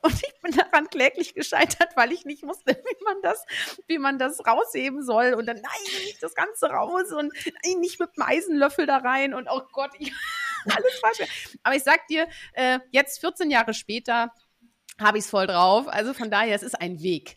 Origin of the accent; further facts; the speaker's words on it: Netherlands; wir haben ja beide unsere Heimat in den Niederlanden